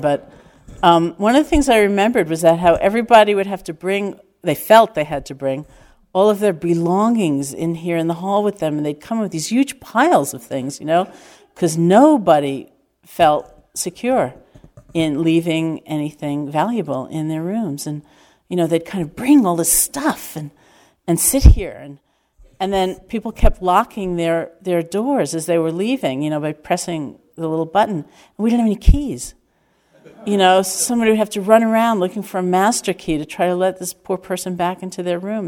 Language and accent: English; New York City, New York, United States; growing up in New York City